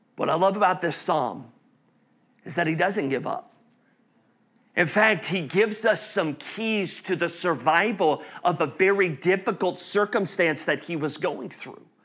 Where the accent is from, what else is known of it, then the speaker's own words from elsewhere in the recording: North Carolina, Alabama, the South, United States; now in Indianapolis, United States; I grew up in the South, North Carolina, Alabama